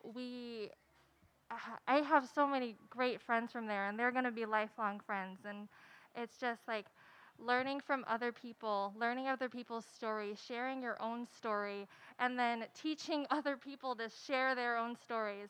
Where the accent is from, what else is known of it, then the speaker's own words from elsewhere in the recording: Santa Barbara, California, United States; I'm actually from Santa Barbara